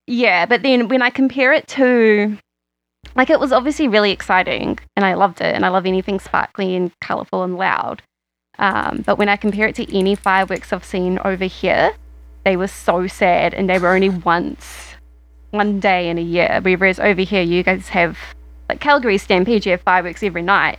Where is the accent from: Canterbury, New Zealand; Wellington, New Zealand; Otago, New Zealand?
Canterbury, New Zealand; Christchurch; moved away; I grew up in Christchurch